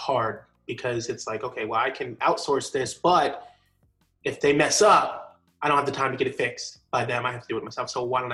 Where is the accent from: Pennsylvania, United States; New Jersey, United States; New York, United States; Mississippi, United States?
New York, United States; also born or lived in Connecticut; now in Jacksonville, United States; Originally, I was born in Connecticut, but I was raised in New York